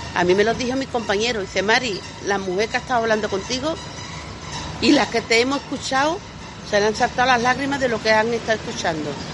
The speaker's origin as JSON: {"language": "Spanish", "town": "Lebrija", "region": "Andalusia", "country": "Spain", "also_born_or_lived": "Polígono Sur, Seville", "moved": "yes", "lives_now": "Seville, Spain", "said": "yo soy de Lebrija, pero llevo ya tantos años en el Polígono Sur que soy de ahí, de las 3.000"}